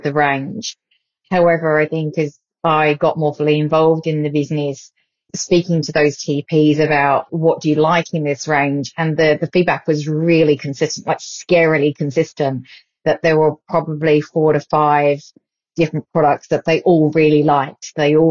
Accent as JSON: {"language": "English", "country": "United Kingdom", "tie": "born or raised there", "moved": "yes", "lives_now": "Australia", "said": "the UK a bit later on this year, which is my hometown"}